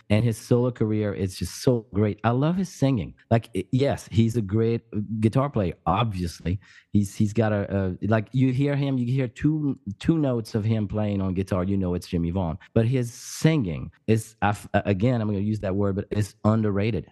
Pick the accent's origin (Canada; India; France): France; around Paris, Île-de-France; moved away as an adult; also born or lived in Pyrenees, France; now in United States; I, I grew up in France, and I, I grew up around Paris